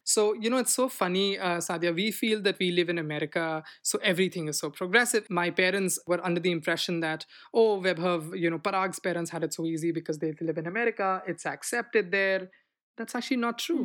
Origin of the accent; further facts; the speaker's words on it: Delhi, India; moved away as an adult; now in United States; when I came from India